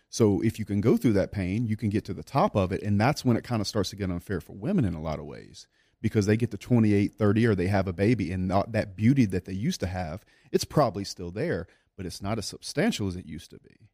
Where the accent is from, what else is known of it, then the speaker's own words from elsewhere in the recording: South Louisiana, United States; I grew up in South Louisiana